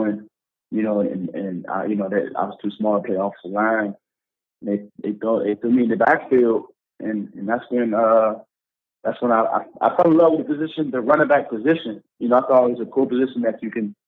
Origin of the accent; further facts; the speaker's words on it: Glendale, Maryland, United States; moved away as an adult; now in Buffalo, United States; I'm from the Maryland area, you know, right outside, you know, the Washington D.C. area.